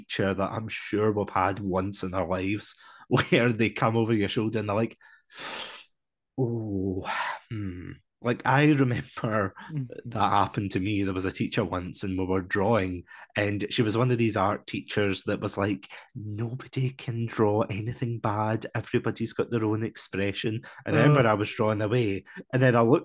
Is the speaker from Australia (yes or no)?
no; Scotland, United Kingdom; as a Scotsman